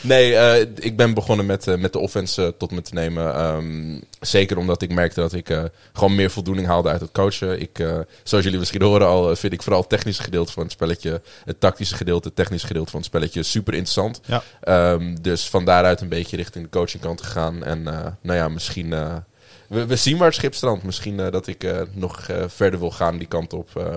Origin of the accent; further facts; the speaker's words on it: Amsterdam, North Holland, Netherlands; moved away as an adult; now in Groningen, Netherlands; ik kom oorspronkelijk eh, uit Amsterdam. Eh, ben daar ook eh, opgegroeid en voor de studie hierheen gekomen